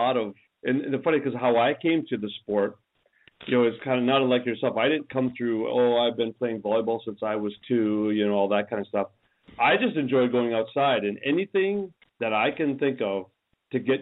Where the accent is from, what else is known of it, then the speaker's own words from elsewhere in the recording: Minnesota, United States; We're from Minnesota